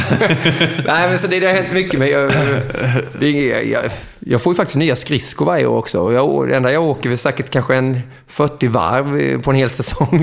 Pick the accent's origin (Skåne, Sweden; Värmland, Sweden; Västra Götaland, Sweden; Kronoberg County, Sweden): Kronoberg County, Sweden; Småland; moved away as an adult; also born or lived in Moheda / Växjö / Mora; now in Stockholm, Sweden; Jag är ju smålänning